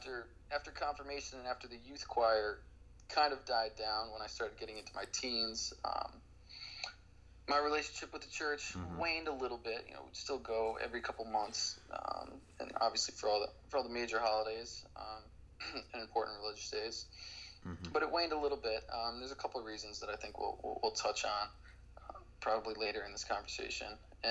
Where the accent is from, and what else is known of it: Boston, Massachusetts, United States; born or raised there; also born or lived in New York City